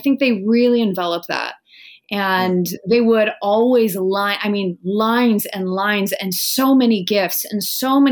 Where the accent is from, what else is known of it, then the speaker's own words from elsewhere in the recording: Wenatchee, Washington, United States; moved away as an adult; now in New York City, United States; I'm from a tiny little orchard town that's in the center of Washington State. It's called Wenatchee